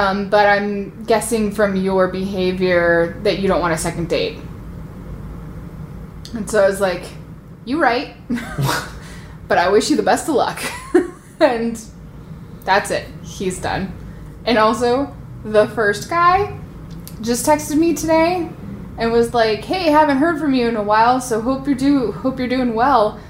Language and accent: English; United States; I'm an American